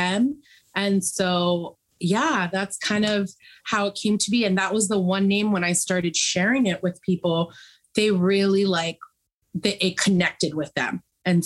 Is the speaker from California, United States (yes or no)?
yes; San Francisco, California, United States; I was born and raised in San Francisco.